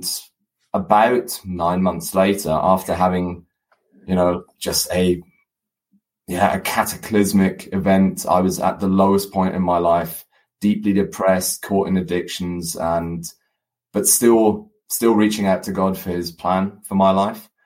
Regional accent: Germany; moved away as an adult; also born or lived in United Kingdom / South Africa; half German, half English, born and raised in Germany, studied in the UK, studied a business degree, and then moved halfway across the world, lived in South Africa for 6 years, and then came back to Germany.

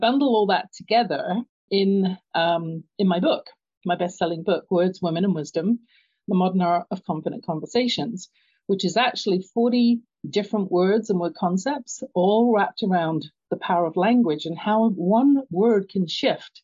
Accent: London, United Kingdom; moved away; you can tell by my accent, I grew up in London, England

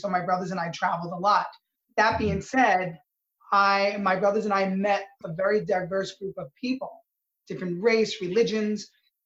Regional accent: New York City, New York, United States; my growing up in Little Italy in New York City in the late 70s and 80s.

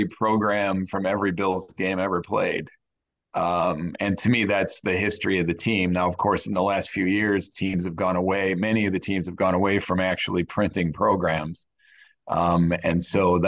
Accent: Elmira Corning area, New York, United States; I'm actually from the Elmira Corning area, which is about, 2.5 hours kind of southeast of Buffalo.

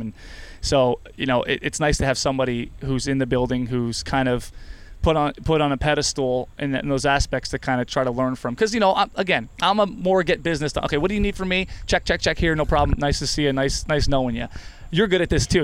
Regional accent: New Jersey, United States; now in Rochester, United States; I'm from New Jersey

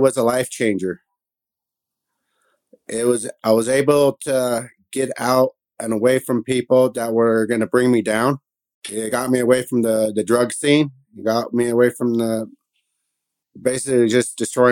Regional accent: Reliance, Wyoming, United States; moved away as an adult; also born or lived in Salt Lake City, Utah; now in Salina, United States; I was born in Salt Lake City, grew up in Wyoming for 20 years. In a small miner's town of Upper Reliance

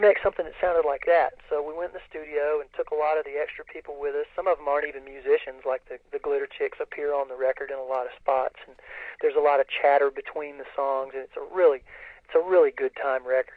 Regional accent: Greensboro, North Carolina, United States; moved away as an adult; also born or lived in Tennessee; now in Nashville, United States; I grew up in a, a town called Greensboro

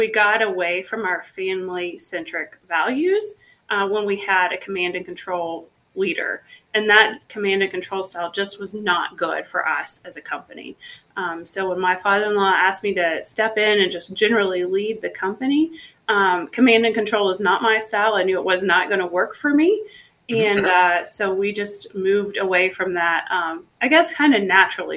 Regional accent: Tennessee, United States; I grew up in the South in Tennessee

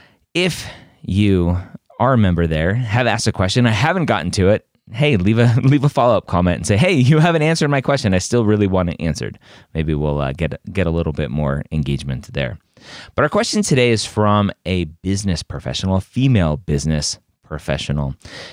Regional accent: Deep South, United States; For context, I'm a female from the Deep South with a love of learning, an introverted personality, and a lower middle class family.

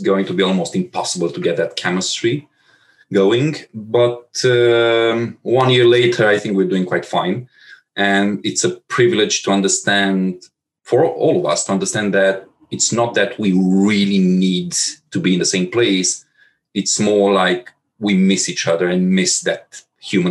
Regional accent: Transylvania, Romania; moved away as an adult; also born or lived in Bucharest / Warsaw / Moscow / Berlin; I'm not originally from Bucharest. I'm from Transylvania, and there was no major agency in the whole region.

